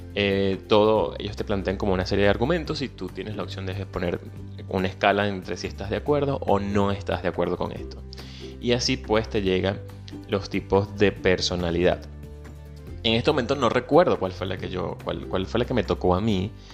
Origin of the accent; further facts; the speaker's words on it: Venezuela; moved away; soy venezolano, emigrante